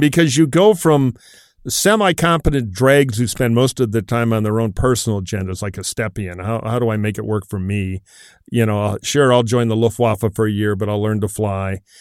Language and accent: English; Detroit, Michigan, United States; back in my hometown of Detroit